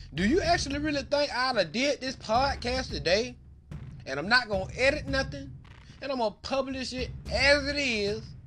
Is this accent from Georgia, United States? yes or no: yes; Albany, Georgia, United States; now in Austin, United States; I'm originally from Albany, Georgia, but right now I live in Austin, Texas